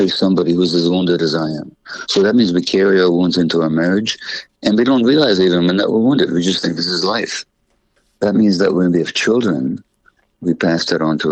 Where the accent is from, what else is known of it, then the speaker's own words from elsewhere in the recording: Budapest, Hungary; I was born in January 1944 in Budapest, Hungary, to Jewish parents